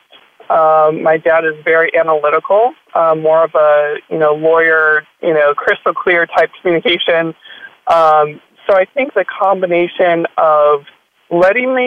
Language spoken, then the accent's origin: English; Minnesota, United States; I grew up in Minnesota, and I attended a private school in Minneapolis, Minnesota